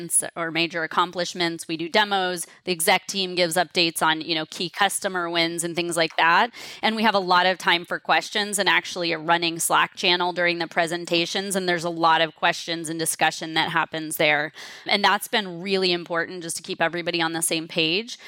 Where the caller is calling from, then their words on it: San Francisco, California, United States; San Francisco where I'm calling in from